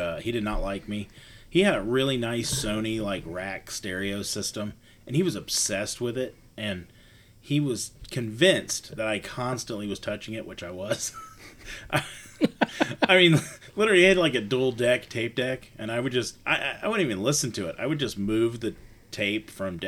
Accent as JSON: {"language": "English", "town": "Dayton", "region": "Ohio", "country": "United States", "tie": "born or raised there", "said": "I grew up in Dayton, Ohio"}